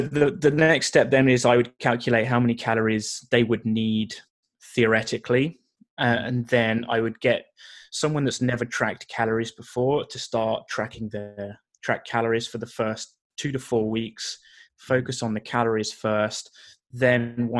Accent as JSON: {"language": "English", "country": "United Kingdom", "moved": "yes", "lives_now": "Canada", "said": "being a British guy living in Canada"}